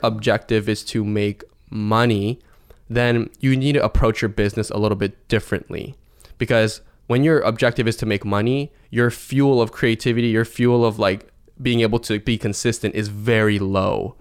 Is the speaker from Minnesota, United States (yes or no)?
no; Seattle, Washington, United States; I'm from Seattle, Washington, in the states.